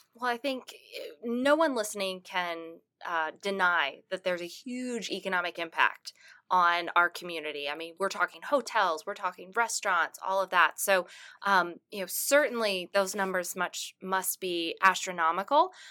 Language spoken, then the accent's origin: English; Martinsville, Virginia, United States; moved away; I, I am from Martinsville, Virginia, so about forty-five minutes away, and I remember growing up